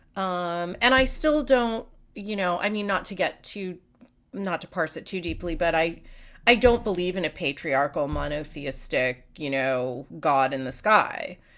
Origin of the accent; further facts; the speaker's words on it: the Peninsula, south of San Francisco, California, United States; also born or lived in New York; So I grew up on the peninsula. Okay. So just south of San Francisco. We lived in New York until I was seven, and then we moved out here. And I grew up in California